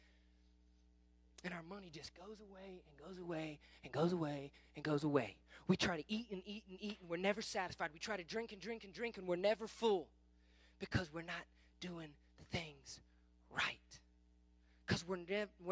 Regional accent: Kingfisher, Oklahoma, United States; I grew up in Kingfisher

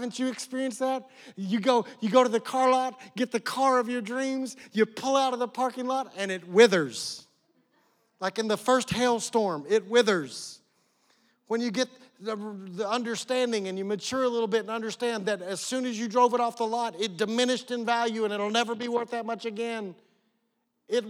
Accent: West Oklahoma, United States; I grew up in West Oklahoma out in the middle of nowhere

